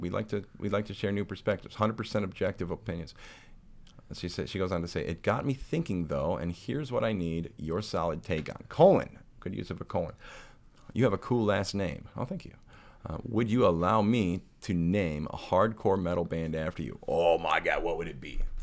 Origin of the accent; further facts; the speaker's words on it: St. Louis, Missouri, United States; my hometown of Saint Louis, Missouri